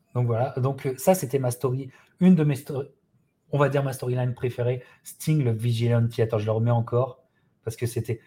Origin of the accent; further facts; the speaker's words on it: France; en tant que Français